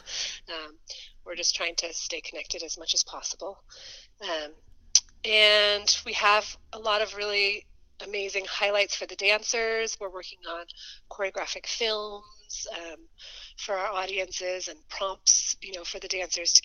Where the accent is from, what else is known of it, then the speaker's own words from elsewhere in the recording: Boulder, Colorado, United States; I grew up in Boulder